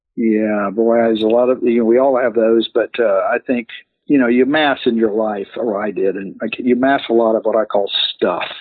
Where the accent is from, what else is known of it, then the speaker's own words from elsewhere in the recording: Ocala, Florida, United States; I grew up in Ocala, Florida